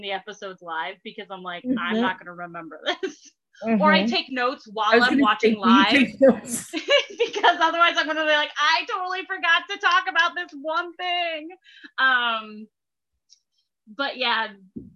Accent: Kansas, United States; moved away as an adult; now in New York, United States; I'm originally from Kansas. So I moved out east and 2013

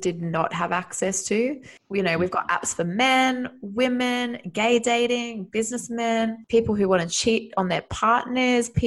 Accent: Australia; moved away as an adult; now in Spain; I'm originally from Australia, but I've been living in Spain since last year.

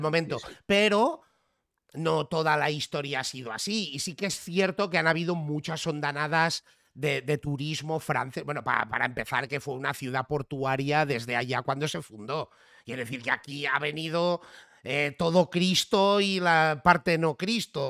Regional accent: Catalonia, Spain; also born or lived in Barcelona; soy catalán

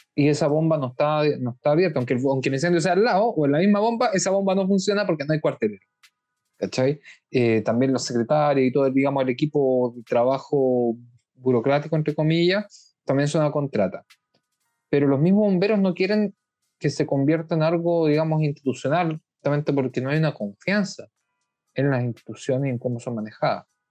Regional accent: Chile; now in Israel; como chilenos en el extranjero y como chilenos específicamente residentes en Israel

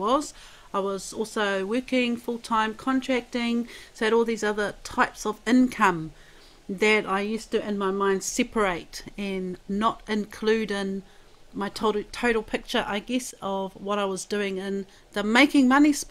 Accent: Wairoa, Hawke's Bay, New Zealand; I'm from Wairoa, born and bred, and rangiahua is my marae

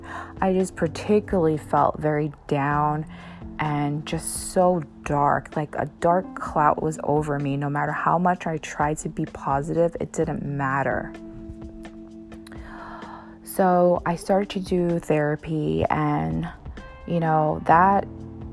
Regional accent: United States; I'm Asian American

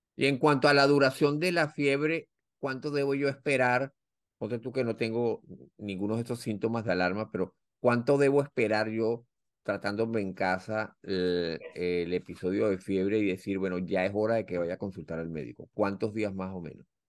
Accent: Venezuela; now in United States; nuestro país

